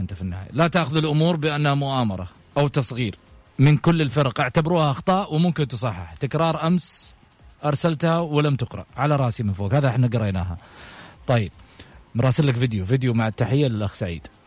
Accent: Saudi Arabia; كسعوديين وسعوديات

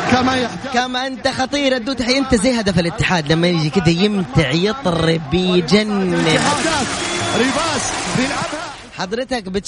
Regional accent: Mansoura, Dakahlia, Egypt; now in Saudi Arabia; أنا من المنصورة

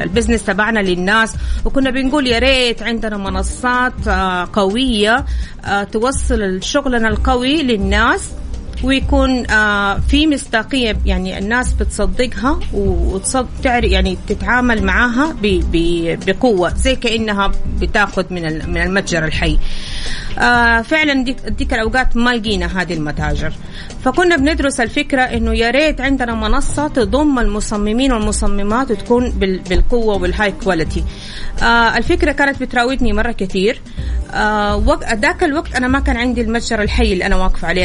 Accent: Saudi Arabia; أنا كمصممة سعودية ودارسة

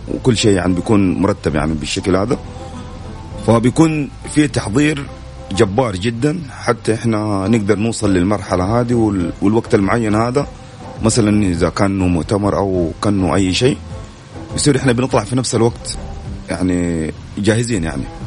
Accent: Saudi Arabia; إحنا كشباب سعوديين

